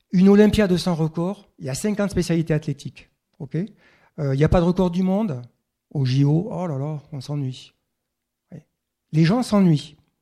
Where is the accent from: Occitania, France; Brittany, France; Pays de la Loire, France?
Occitania, France; Castelsarrasin; moved away; also born or lived in Toulouse; je suis occitan, c'est vrai, je suis né à Castel-Sarrazin. Après, j'ai quitté l'Occitanie